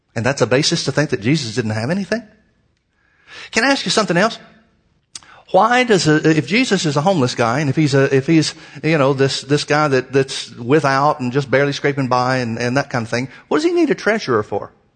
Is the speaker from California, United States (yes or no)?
no; Birmingham, Alabama, United States; moved away; I was brought up in Birmingham, Alabama